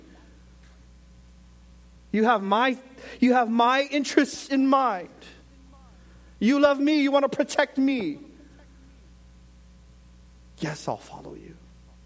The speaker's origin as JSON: {"language": "English", "country": "United States", "said": "I'm from America"}